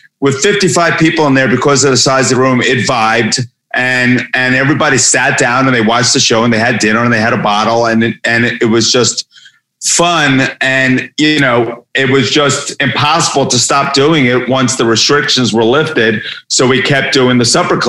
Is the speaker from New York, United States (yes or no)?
yes; New York, United States; moved away as an adult; now in Los Angeles, United States; I grew up in New York, I've been living in LA for 30 plus years